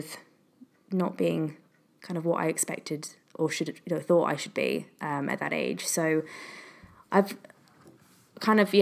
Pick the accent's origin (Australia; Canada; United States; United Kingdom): United Kingdom; Matlock, East Midlands; I'm originally from Derbyshire, a small countryside town called Matlock, which not many people have heard of. And I went to a school locally